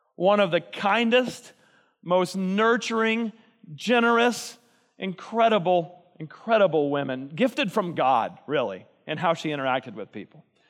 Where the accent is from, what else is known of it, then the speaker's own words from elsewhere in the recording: Texas, United States; I'm from Texas